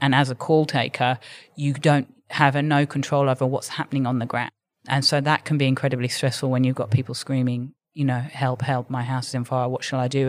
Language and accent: English; London, United Kingdom; moved away as an adult; now in Sydney, Australia; from living in London and growing up in London